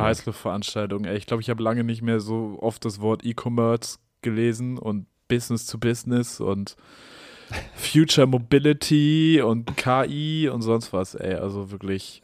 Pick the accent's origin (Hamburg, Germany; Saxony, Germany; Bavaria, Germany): Hamburg, Germany; ich als Hamburger